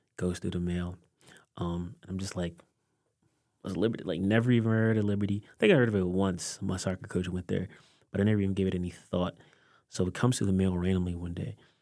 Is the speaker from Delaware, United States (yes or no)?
yes; Delaware, United States; growing up in Delaware, parents are from Haiti